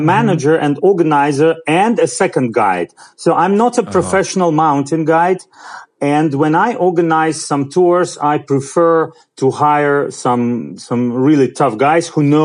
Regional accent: Pyatigorsk, Stavropol Krai, Russia; English is a second language; Well, I'm from Pyatigorsk. I live here all my life, all my 42 years I live here

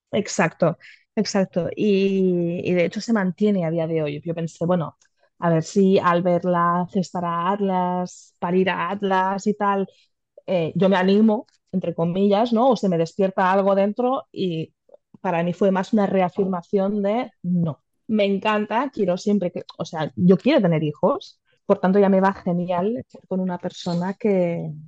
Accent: a town bordering Barcelona, Catalonia, Spain; nosotras somos de una ciudad colindante de Barcelona, no somos de Barcelona capital

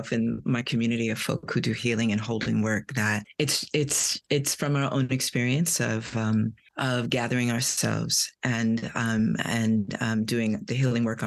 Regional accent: New York City, New York, United States; I'm from Brooklyn, New York

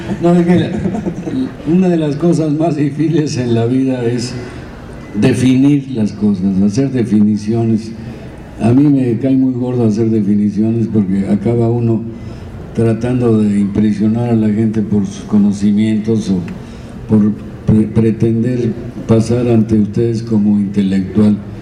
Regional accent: Zamora, Michoacán, Mexico; Yo como soy de Zamora, la mía es chonguera, los chongos zamoranos

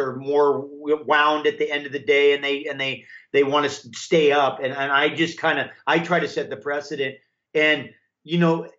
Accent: Hawaii, United States; I grew up in Hawaii, which is warm, of course

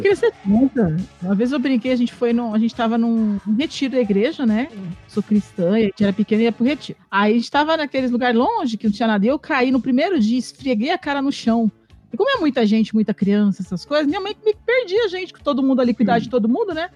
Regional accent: Poá, São Paulo, Brazil; no meu bairro, lá que eu cresci em Poá

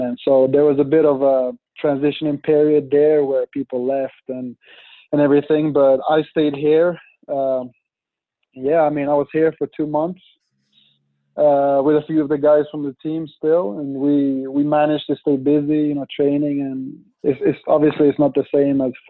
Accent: Sweden; born or raised there; moved away as an adult; now in Pittsburgh, United States

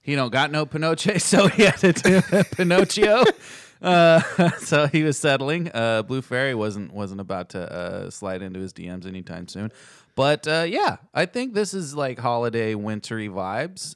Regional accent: United States; we're American and we don't speak Italian.

